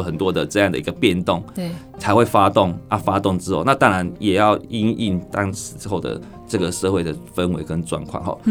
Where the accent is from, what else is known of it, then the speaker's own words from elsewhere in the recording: Wuqi, Taichung, Taiwan; 这五期是我的故乡